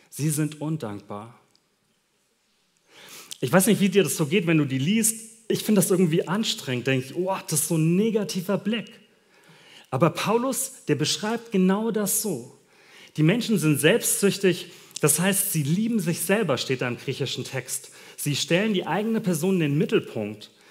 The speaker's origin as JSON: {"language": "German", "country": "Germany", "said": "Du, wir als Deutsche können uns überhaupt nicht vorstellen, wie weit das voneinander ist."}